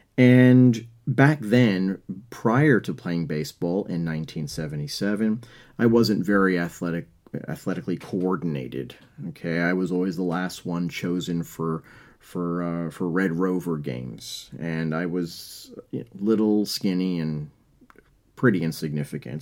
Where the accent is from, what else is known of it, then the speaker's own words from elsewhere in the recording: New York, United States; I'm from New York